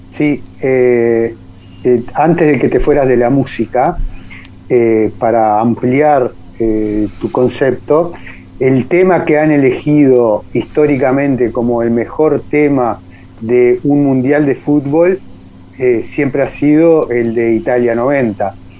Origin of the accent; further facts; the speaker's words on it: Uruguay; lo que nosotros estamos acostumbrados a consumir en Uruguay